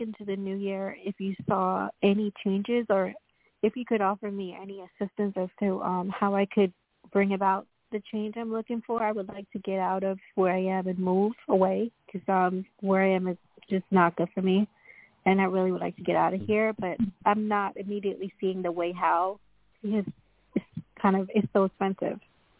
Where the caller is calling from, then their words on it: Long Island, New York, United States; I'm calling from Long Island, New York.